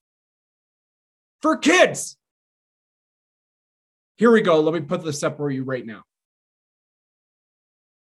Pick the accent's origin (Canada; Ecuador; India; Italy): Canada